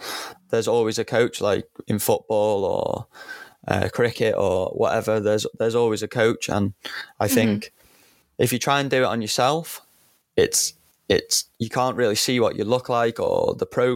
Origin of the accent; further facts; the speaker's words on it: North Wales, United Kingdom; I'm from North Wales, so my local clubs were the Cheshires and Red Dragons